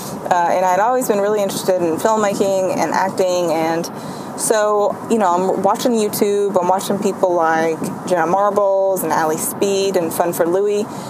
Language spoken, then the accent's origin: English; Central Kentucky, United States; I'm from Kentucky. I do everything out of Kentucky, Central Kentucky.